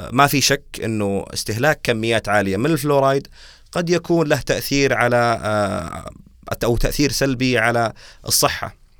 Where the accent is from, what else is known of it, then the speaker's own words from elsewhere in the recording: Saudi Arabia; عندنا بالسعوديه